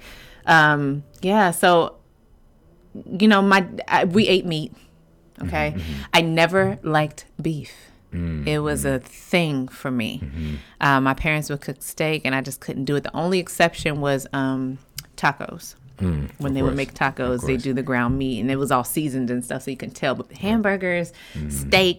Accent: Midwest, United States; I'm from the Midwest

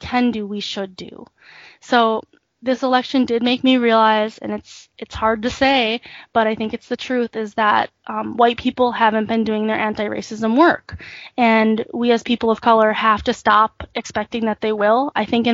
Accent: United States; also born or lived in South Korea; I was brought here when I was 6 months old and adopted. And so I was raised here my whole life.

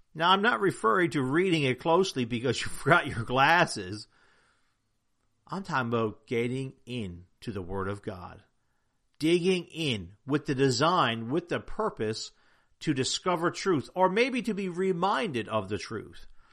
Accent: Newfoundland and Labrador, Canada; I'm from Newfoundland, and in Newfoundland, we have a Jigs dinner

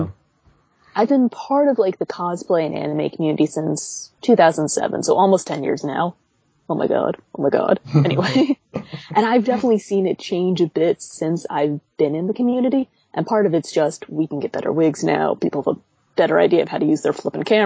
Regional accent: United States; as an American cosplayer

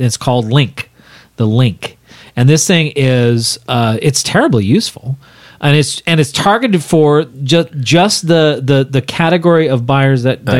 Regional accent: Arizona, United States; I'm from Arizona.

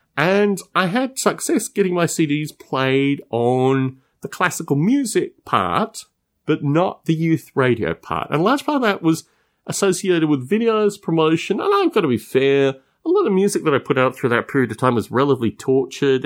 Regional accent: Australia

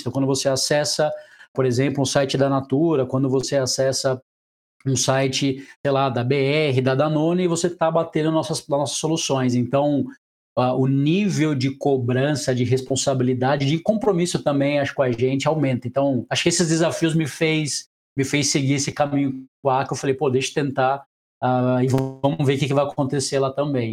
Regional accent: Brazil; accent: interior; moved away as an adult; also born or lived in Brasília / São Paulo; now in Rio de Janeiro, Brazil; eu sou do interior, deve estar tá percebendo pelo meu sotaque

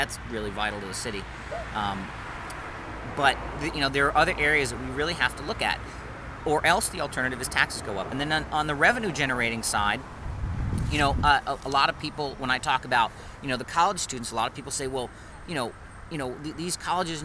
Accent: Worcester, Massachusetts, United States; Which is where I live now. Which is where I grew up. Born and raised in District 1

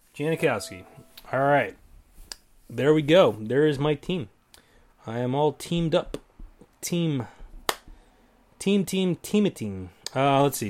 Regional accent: New England, United States; I'm from New England

